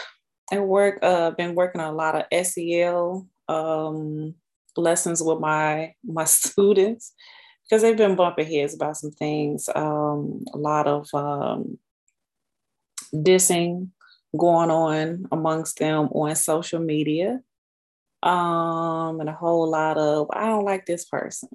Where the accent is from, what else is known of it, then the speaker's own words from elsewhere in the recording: Chicago, Illinois, United States; Grew up on the south side of Chicago